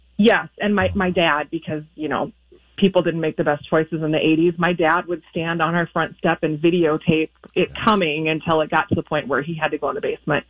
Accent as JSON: {"language": "English", "region": "South Dakota", "country": "United States", "tie": "born or raised there", "said": "I grew up in South Dakota along the oh. river"}